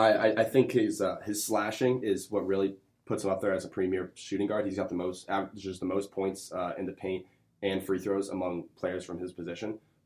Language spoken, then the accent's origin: English; Northern Virginia, United States; I'm from Northern Virginia, so I went to the Matha.